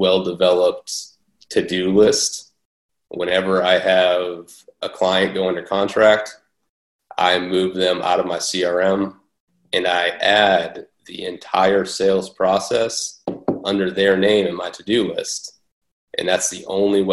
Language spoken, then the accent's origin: English; Boston, Massachusetts, United States; moved away; I'm originally from Boston